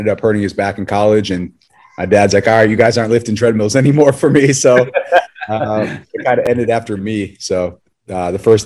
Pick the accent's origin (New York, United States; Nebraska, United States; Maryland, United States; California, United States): New York, United States; Buffalo; Grew up Buffalo, New York, middle of the five brothers.